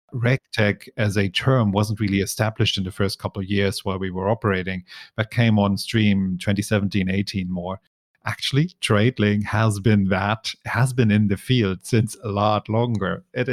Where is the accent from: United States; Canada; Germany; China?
Germany; Hamburg; moved away as an adult; now in Hong Kong; I grew up in Hamburg in Germany.